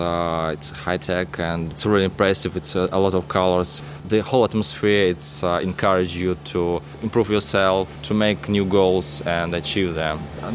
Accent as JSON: {"language": "English", "country": "Russia", "moved": "as an adult", "lives_now": "Melbourne, Australia", "said": "I came from Russia."}